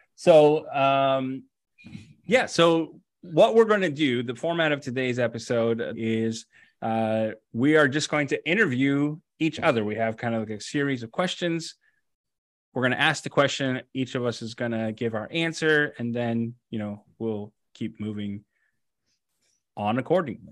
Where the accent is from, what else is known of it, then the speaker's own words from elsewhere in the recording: West Covina, California, United States; I grew up in, uh, in West Covina, uh, California